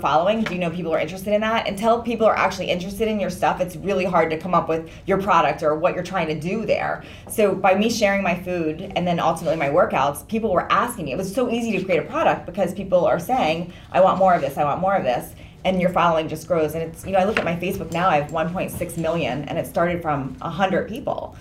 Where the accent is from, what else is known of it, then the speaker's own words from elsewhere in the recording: Washington, District of Columbia, United States; now in California, United States; I grew up in DC